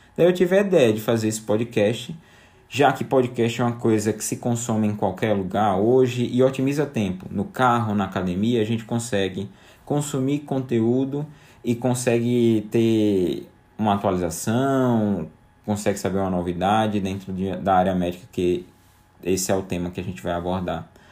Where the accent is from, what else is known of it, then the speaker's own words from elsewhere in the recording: João Pessoa, Paraíba, Brazil; also born or lived in São Paulo; now in João Pessoa, Brazil; eu volto pra João Pessoa, minha cidade natal